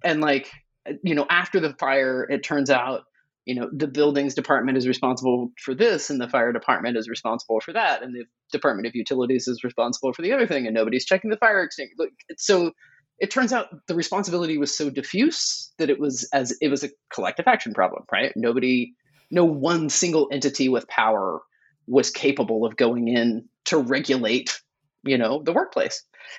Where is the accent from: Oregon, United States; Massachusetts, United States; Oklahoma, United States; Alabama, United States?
Oklahoma, United States; I grew up in Oklahoma. I never learned about the Tulsa race massacre. I took a semester of Oklahoma history.